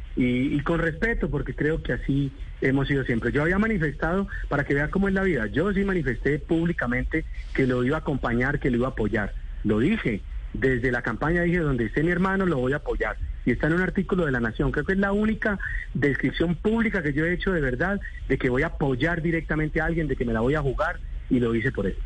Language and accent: Spanish; Colombia; yo soy como un colombiano más